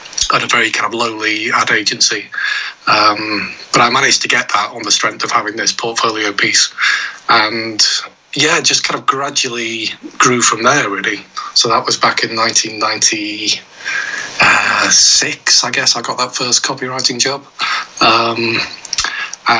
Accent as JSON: {"language": "English", "town": "Stockport", "region": "North West England", "country": "United Kingdom", "tie": "born or raised there", "said": "I grew up just near Stockport, so kind of South Manchester."}